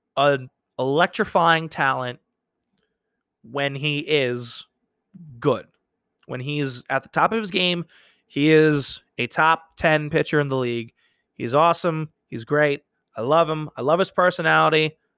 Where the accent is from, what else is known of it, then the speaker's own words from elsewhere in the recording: New York, United States; I've born and raised in New York